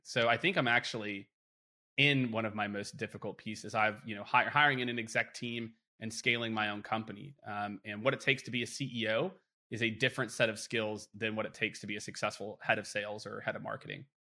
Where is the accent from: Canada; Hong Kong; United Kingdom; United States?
United States; Midwest; growing up in the Midwest